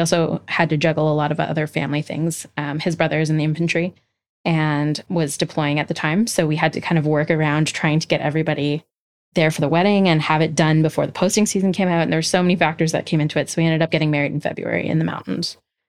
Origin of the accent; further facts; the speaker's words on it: Alberta, Canada; Yeah, so I grew up in Alberta for the most part.